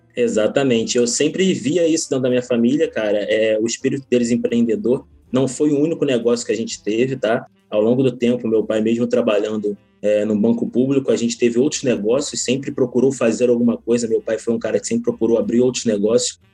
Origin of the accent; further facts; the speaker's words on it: Magé, Rio de Janeiro, Brazil; now in Niterói, Brazil; Eu nasci numa cidade interior, na Baixada Fluminense, Magé, não sei quantos conhecem, mas é uma baixada, é uma cidadezinha bem pequena. E minha vida em empreendedorismo começou exatamente lá.